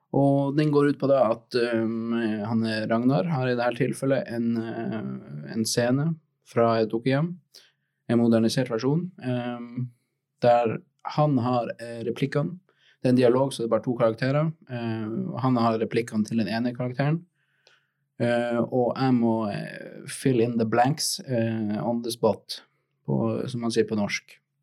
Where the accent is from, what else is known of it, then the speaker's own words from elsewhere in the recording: Tromsø, Troms, Norway; jeg kommer fra Tromsø